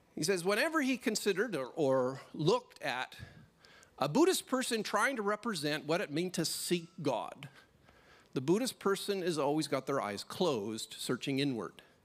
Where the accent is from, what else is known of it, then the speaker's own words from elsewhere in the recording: Canada; now in Australia; a Canadian little boy